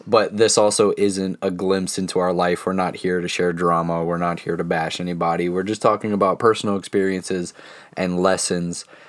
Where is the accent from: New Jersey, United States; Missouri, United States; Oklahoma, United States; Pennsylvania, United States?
Pennsylvania, United States; Central; we are a couple from Central Pennsylvania in our mid-twenties